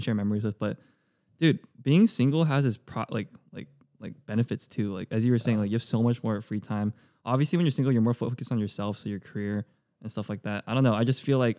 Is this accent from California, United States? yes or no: yes; California, United States; I'm like a soft Cali boy.